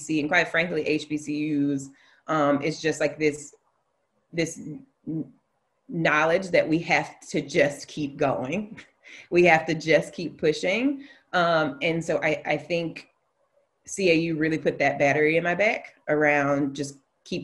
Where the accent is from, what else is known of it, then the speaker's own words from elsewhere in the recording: Alabama, United States; moved away; I'm from Alabama. I went to failing schools for a long time in my life